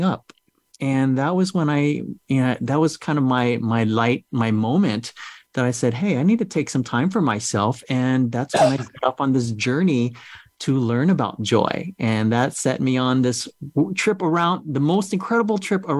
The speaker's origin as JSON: {"language": "English", "country": "United States", "tie": "born or raised there", "also_born_or_lived": "Vietnam", "said": "growing up in America"}